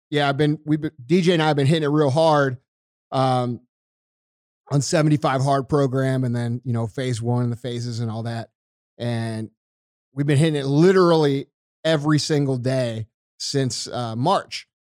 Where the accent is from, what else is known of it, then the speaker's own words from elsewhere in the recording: United States; I'm an American